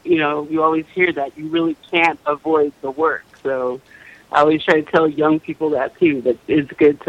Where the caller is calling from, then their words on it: Bakersfield, California, United States; I'm calling from Bakersfield, California.